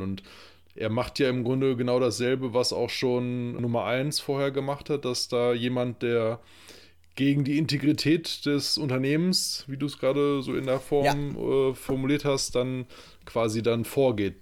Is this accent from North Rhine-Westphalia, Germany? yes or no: yes; Lippe, North Rhine-Westphalia, Germany; als äh, gebürtige Lipper